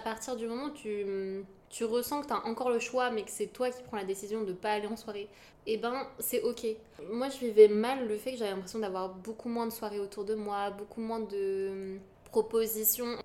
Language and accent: French; Yvelines, Île-de-France, France; je viens des Yvelines